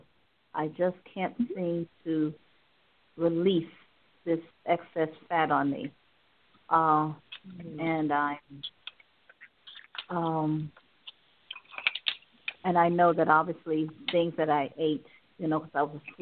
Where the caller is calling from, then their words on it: Cleveland, Ohio, United States; I'm calling from Ohio.